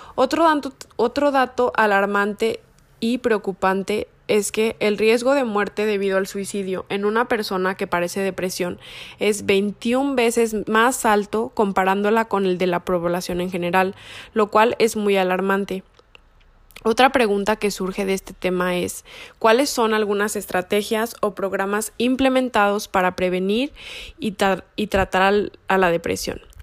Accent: Mexico; como sociedad mexicana

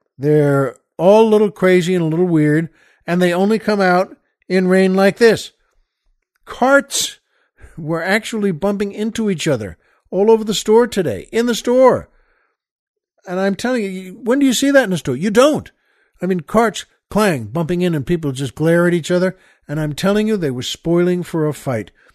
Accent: New York, United States; now in Los Angeles, United States; I grew up in New York

